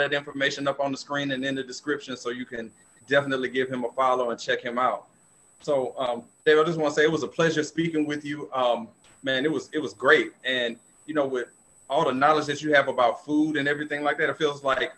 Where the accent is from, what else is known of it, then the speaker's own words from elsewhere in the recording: New Orleans, Louisiana, United States; I'm from New Orleans